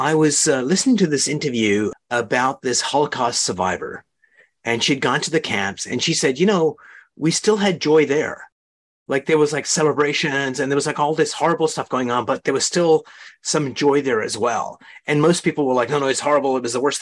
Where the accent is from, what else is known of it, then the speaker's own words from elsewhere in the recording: Baltimore, Maryland, United States; moved away; I'm from Baltimore